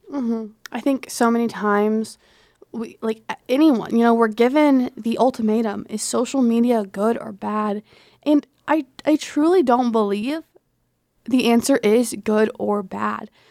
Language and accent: English; Arkansas, United States; moved away; in my home state of Arkansas